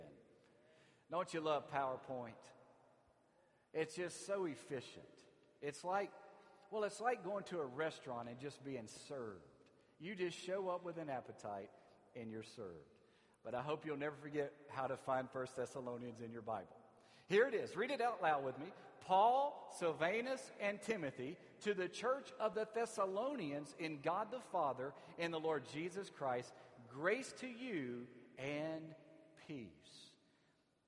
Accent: Alexandria, Louisiana, United States; moved away as an adult; also born or lived in New Orleans area; I grew up in Alexandria, Louisiana

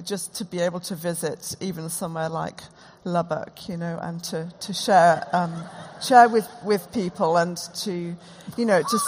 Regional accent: Durham, North East England, United Kingdom; now in Oxford, United Kingdom; We live in Oxford. I grew up in Durham

